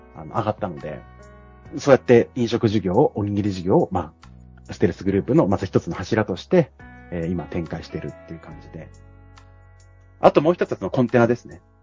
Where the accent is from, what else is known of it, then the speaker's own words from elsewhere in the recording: Yamagata, Japan; moved away as an adult; also born or lived in Okinawa; 沖縄から僕の今地元山形に帰ってくる